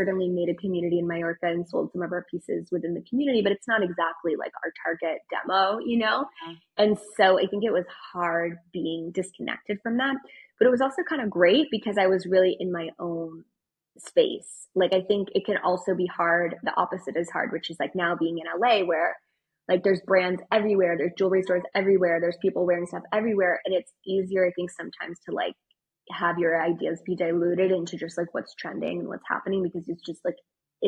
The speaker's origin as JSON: {"language": "English", "country": "France", "tie": "born there", "said": "my parents lived in France. I was born in France"}